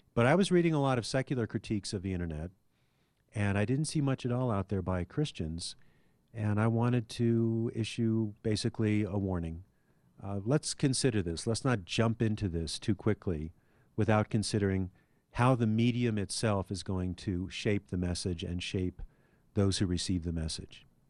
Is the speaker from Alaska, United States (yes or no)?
yes; Anchorage, Alaska, United States; now in Denver, United States; We had three channels when I was growing up in Anchorage, Alaska